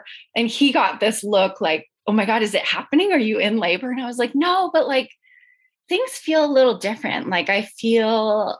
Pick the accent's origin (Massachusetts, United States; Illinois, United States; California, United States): California, United States; moved away as an adult; now in Denver, United States; I'm originally from California, but my husband and I both, we moved with our son to Denver, Colorado last year.